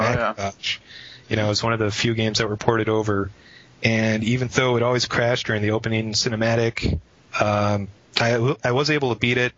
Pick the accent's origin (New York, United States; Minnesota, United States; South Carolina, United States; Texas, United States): Minnesota, United States; Minneapolis; I was born and raised either in Minneapolis, or if you want to get all technical about it, a suburb of Minneapolis